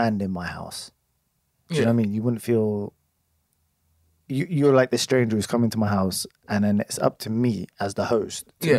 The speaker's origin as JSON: {"language": "English", "town": "Oxford", "region": "South East England", "country": "United Kingdom", "tie": "born or raised there", "said": "who's a local, lived here all my life, hasn't moved."}